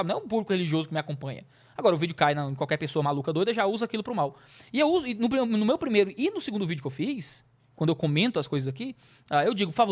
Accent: Ceará, Brazil; eu sou cearense, eu sou.

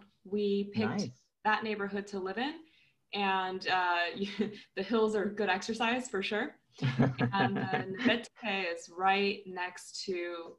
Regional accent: United States; now in Bulgaria; I'm Chinese American, so I don't look very Bulgarian.

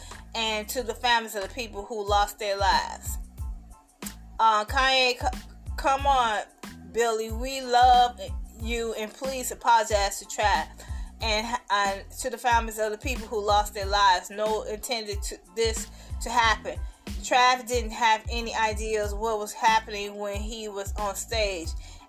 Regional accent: Chicago, Illinois, United States; I'm from Chicago. We real true Chicagoan.

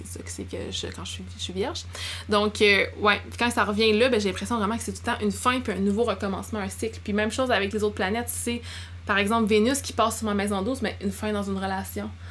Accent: Abitibi, Quebec, Canada; moved away; j'ai grandi en Abitibi

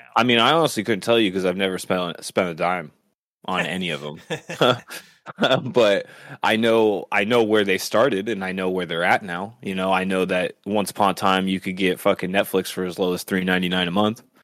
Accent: Seattle, Washington, United States; we come from the Seattle area

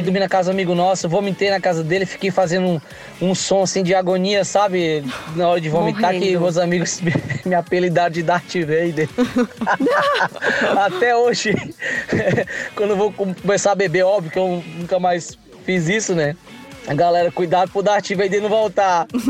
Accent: Fortaleza, Ceará, Brazil; now in Florianópolis, Brazil; sou de Fortaleza, né? Eu moro aqui em Floripa já há seis anos

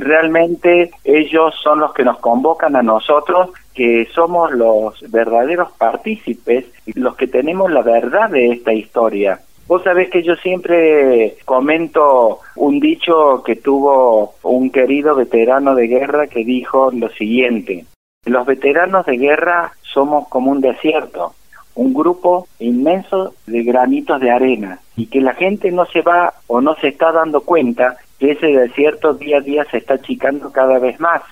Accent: Córdoba, Argentina; Yo nací en la ciudad de Córdoba el 8 de octubre de 1954. Toda mi niñez fue en Córdoba.

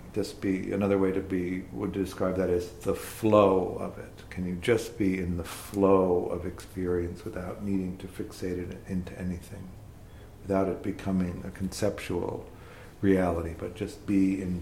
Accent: Tornado Alley, Midwest, United States; I grew up in the Midwest, in Tornado Alley

